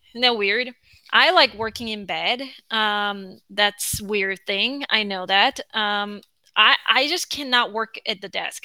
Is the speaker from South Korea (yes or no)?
yes; South Korea; English is a second language; moved away